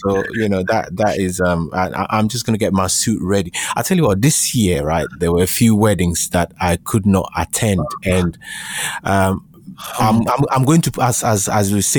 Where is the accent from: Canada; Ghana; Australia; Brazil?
Ghana; I grew up in Ghana